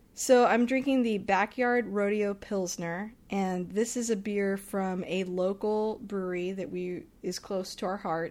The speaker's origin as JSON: {"language": "English", "region": "Texas", "country": "United States", "said": "I'm from Texas"}